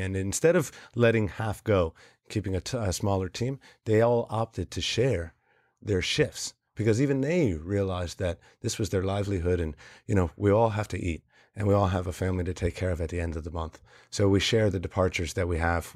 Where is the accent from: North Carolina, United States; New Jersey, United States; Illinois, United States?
New Jersey, United States; I'm from New Jersey.